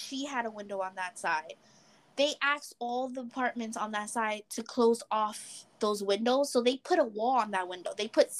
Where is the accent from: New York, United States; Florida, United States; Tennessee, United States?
New York, United States; New York City; we're from the Bronx.